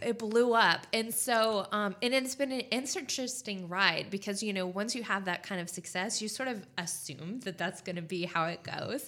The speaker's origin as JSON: {"language": "English", "region": "California", "country": "United States", "moved": "as an adult", "lives_now": "Spartanburg, United States", "said": "I'm originally from California"}